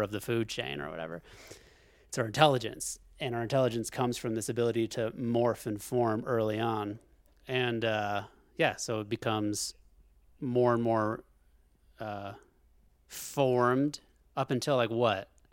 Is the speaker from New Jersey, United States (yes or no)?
no; Alaska, United States; we're from Alaska.